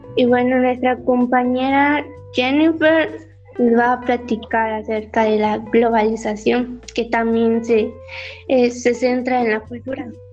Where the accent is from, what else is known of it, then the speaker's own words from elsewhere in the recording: Yucatán, Mexico; Me siento orgullosa de ser yucateca